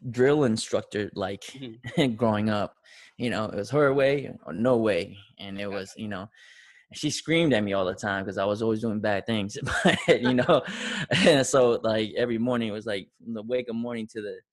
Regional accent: Tonga; now in United States; you know, I came from Tonga.

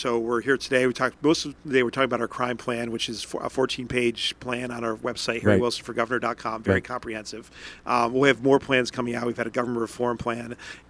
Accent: Johnstown, New York, United States; I consider myself an upstater because that's, where I'm born, raised, all of my upbringing, all my formation was in Johnstown.

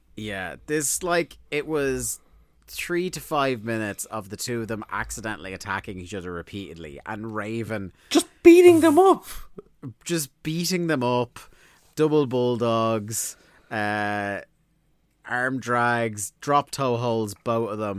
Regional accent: Ireland; we're Irish.

